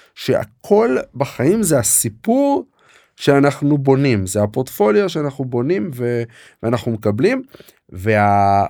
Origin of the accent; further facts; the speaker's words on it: Katzrin, Northern District, Israel; moved away as an adult; also born or lived in Jerusalem / Canada / Cambridge, Massachusetts; גדלתי בקצרין, אה, ברמת הגולן